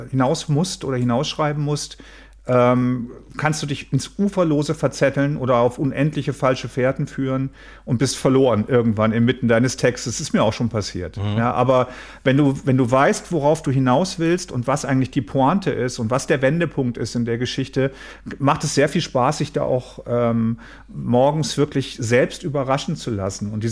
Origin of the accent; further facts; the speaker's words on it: Mülheim, North Rhine-Westphalia, Germany; also born or lived in Nordfriesland; ich komme ja aus Nordfriesland und da spielt auch ähm, Sörensen. Das ist für mich, obwohl ich in Mülheim groß geblieben bin, immer meine Heimat geblieben.